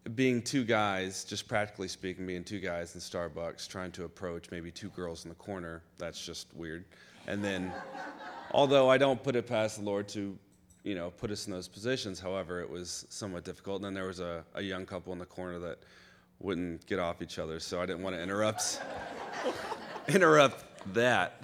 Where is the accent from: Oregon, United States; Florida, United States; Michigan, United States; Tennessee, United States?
Florida, United States; I grew up in Florida